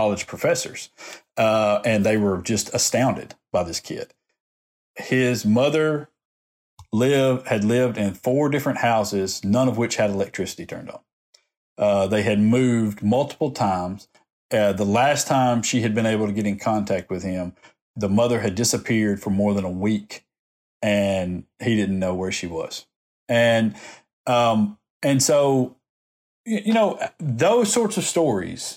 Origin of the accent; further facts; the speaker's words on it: Decatur, Alabama, United States; moved away as an adult; now in Montgomery, United States; I come from Decatur, Alabama